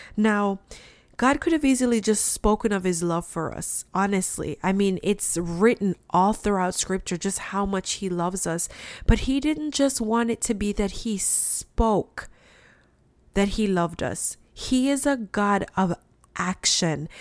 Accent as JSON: {"language": "English", "country": "Jamaica", "tie": "born or raised there", "said": "I'm from Jamaica. And when I was growing up, we had red floors."}